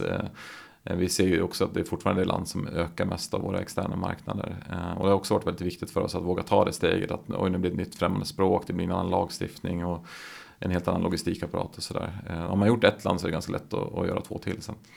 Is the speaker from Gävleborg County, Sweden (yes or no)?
yes; Gävle, Gävleborg County, Sweden; born or raised there